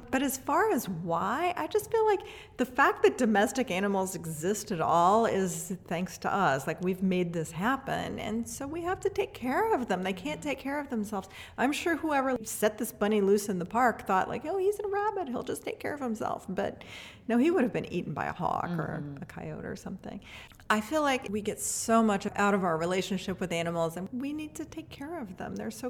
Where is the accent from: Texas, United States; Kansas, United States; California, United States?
Kansas, United States; Atchison; Growing up in Atchison, there wasn't a humane society. There was basically nothing.